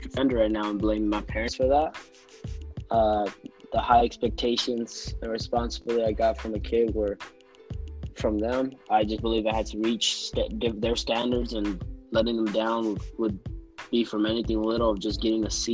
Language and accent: English; Tucson, Arizona, United States; also born or lived in Loma Linda, California; I was born in Loma Linda, California, but I am from Tucson, Arizona